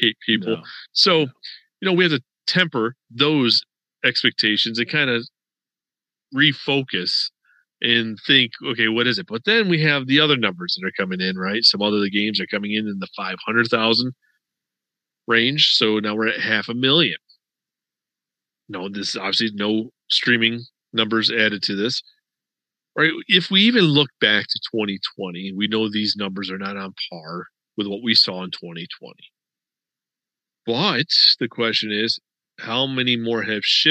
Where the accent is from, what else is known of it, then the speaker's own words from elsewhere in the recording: Western New York, United States; I grew up in Western New York